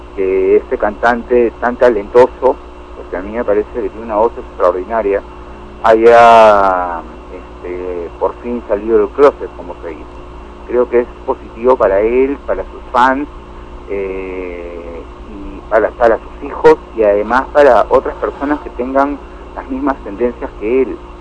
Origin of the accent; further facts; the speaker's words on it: Peru; Imagínate un país como el Perú, en el que todavía estamos tan subdesarrollados